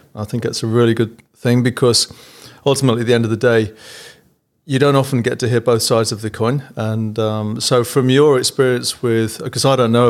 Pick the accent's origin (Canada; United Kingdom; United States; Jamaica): United Kingdom; England; now in Australia; growing up in England with the NHS, which always gets, you know, bagged as being not very good